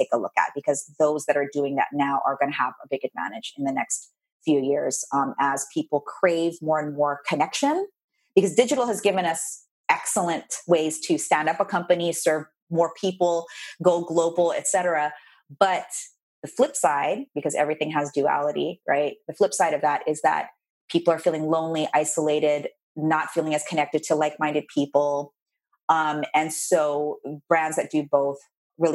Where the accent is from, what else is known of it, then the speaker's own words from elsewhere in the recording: Philippines; I did the good Asian girl thing, I say, because I'm Asian, I'm Filipino.